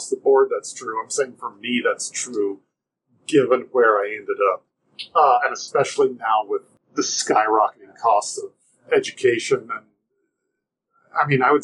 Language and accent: English; Nashville, Tennessee, United States; I grew up in Nashville